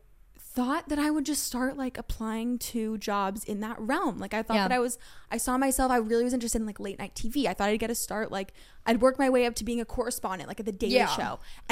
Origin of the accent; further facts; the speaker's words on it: Los Angeles, California, United States; now in New York, United States; I'm from Los Angeles originally.